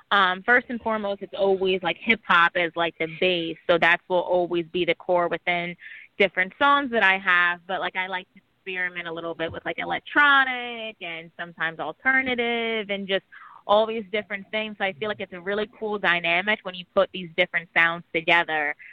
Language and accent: English; New York City, New York, United States; born there; also born or lived in New Jersey; So I was born in New York City, um, in Harlem, Hell's Kitchen, and then my family eventually relocated to New Jersey for a while.